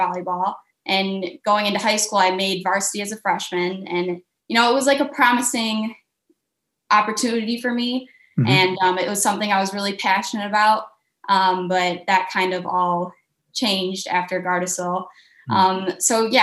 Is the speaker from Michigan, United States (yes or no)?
yes; Michigan, United States; I'm from Michigan